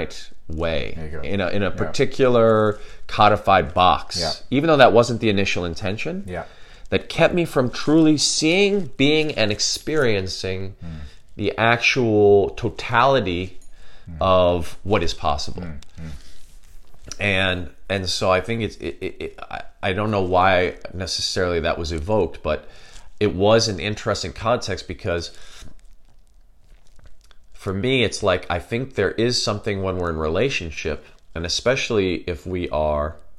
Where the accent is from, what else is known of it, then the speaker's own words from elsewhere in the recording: Chicago, Illinois, United States; where I grew up in Chicago, obviously in the United States of America